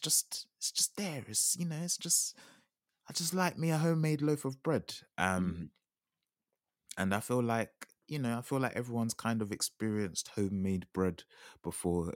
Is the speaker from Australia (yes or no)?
no; Jamaica; as a Jamaican